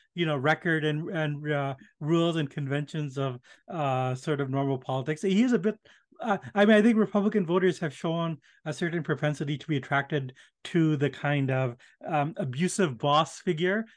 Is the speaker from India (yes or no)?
yes; India; moved away; I was born in India